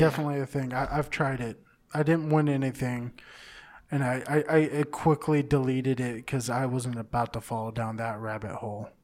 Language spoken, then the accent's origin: English; Southern California, United States; I grew up in Southern California all my life